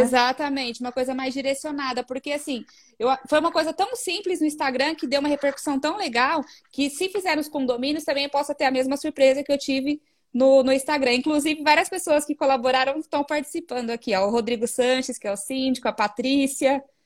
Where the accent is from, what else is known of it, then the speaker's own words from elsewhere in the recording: Osasco, São Paulo, Brazil; eu sou de Osasco